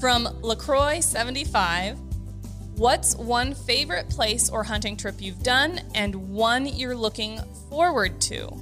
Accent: North Dakota, United States; I grew up in North Dakota, though, so pheasant hunting was something that I got to do quite frequently with my family.

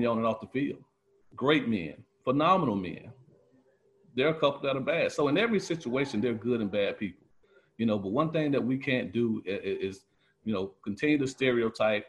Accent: Quincy, Florida, United States; I grew up in Quincy, Florida

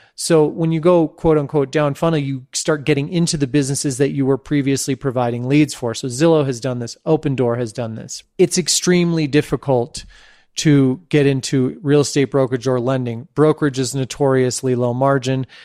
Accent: San Francisco, California, United States; also born or lived in Santa Fe, New Mexico; my hometown of San Francisco

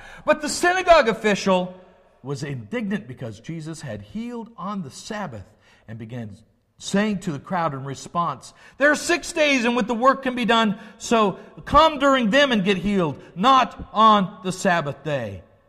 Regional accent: the South, United States; We were raised that way in the South. We were raised to have these attitudes.

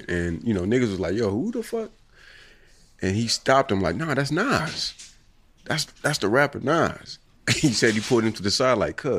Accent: Indiana, United States; I'm from Indiana

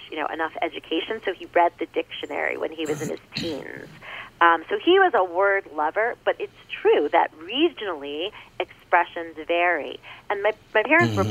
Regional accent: New York, United States; I'm New York.

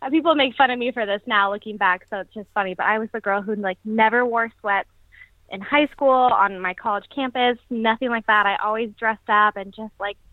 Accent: Las Vegas, Nevada, United States; moved away as an adult; now in San Francisco, United States; I'm originally from Las Vegas, born and raised

